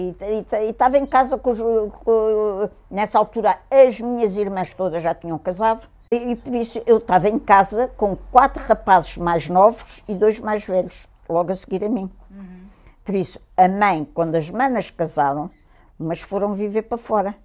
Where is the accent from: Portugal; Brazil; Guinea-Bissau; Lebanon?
Portugal; Lisbon; also born or lived in England; nascida em Lisboa, em São Sebastião da Pedreira